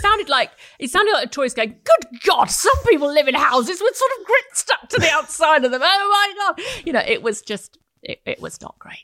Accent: Essex, East of England, United Kingdom; I grew up in Essex. I'm very familiar with Essex

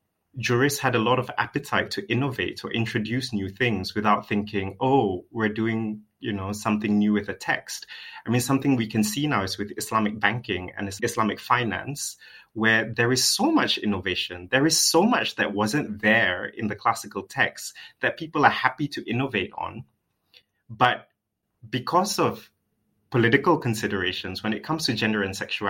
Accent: Malaysia; I come from Malaysia

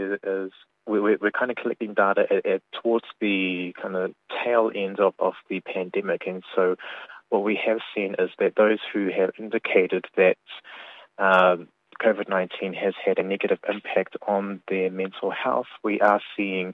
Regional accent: New Zealand; now in Cook Islands; I am Cook Island. Yeah, I'm born and raised in New Zealand

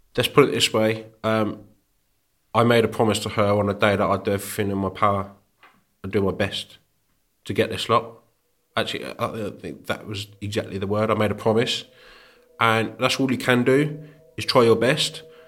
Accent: Birmingham, Warwickshire, West Midlands, United Kingdom; born or raised there

